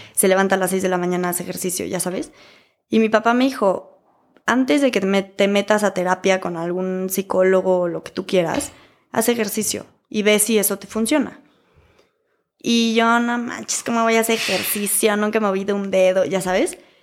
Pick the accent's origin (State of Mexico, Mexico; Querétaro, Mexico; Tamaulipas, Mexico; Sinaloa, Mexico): Querétaro, Mexico; also born or lived in Philadelphia; Ya que me regreso a Querétaro, que yo soy de Querétaro